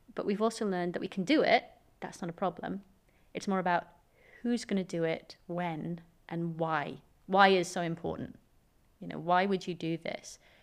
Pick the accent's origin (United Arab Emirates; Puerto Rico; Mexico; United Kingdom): United Kingdom; Swansea, Wales; I'm just a Swansea girl.